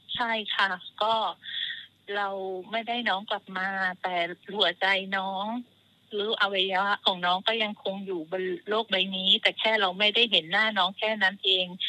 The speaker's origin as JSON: {"language": "Thai", "region": "Phang Nga", "country": "Thailand", "tie": "born or raised there", "moved": "as an adult", "lives_now": "Prachuap Khiri Khan, Thailand", "said": "พื้นเพเลยเนี่ยเกิดที่จังหวัดพังงาค่ะ"}